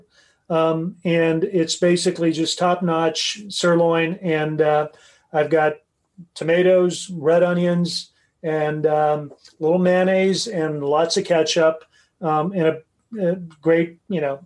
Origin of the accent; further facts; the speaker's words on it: Tehran, Tehran Province, Iran; moved away; I was born in Iran, believe it or not, in Tehran